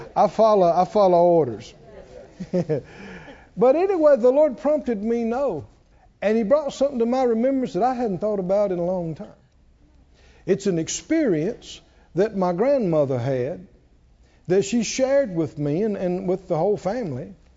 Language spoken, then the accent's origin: English; the South, United States; We're from the South